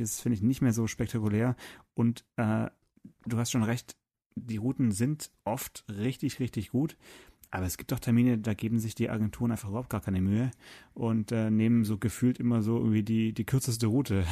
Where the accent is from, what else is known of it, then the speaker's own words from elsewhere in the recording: Swabia, Baden-Württemberg, Germany; ich bin ja Schwabe